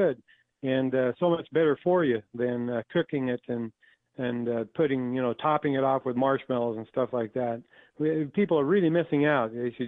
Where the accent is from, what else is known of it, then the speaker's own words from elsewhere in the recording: Idaho, United States; We grew up in Idaho